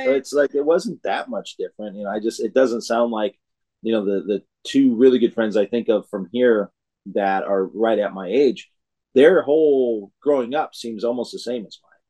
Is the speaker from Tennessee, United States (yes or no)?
no; Illinois, United States; now in California, United States; I grew up in Illinois myself. I was born here in California, but I grew up in Illinois.